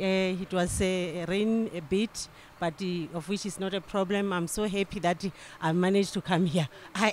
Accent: Polokwane, Limpopo, South Africa; I'm from South Africa, Limpopo, Polokwane.

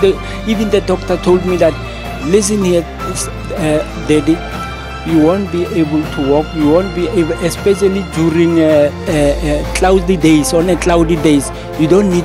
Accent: Rustenburg, North West, South Africa; I'm from Rustenburg.

